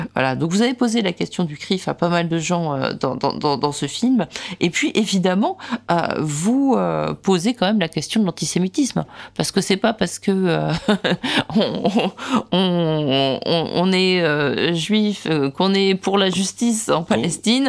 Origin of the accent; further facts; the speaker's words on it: France; je suis française